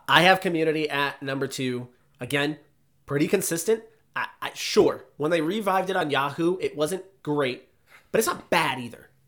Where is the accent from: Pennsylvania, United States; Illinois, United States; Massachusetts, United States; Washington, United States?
Massachusetts, United States; outside of the Boston area; I grew up outside of the Boston area